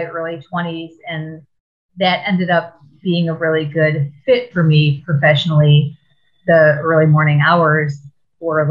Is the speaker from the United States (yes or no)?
yes; Riverview, Michigan, United States; moved away as an adult; also born or lived in New York / Boston; now in Portland, United States; I grew up in Riverview, Michigan, which is South Metro Detroit area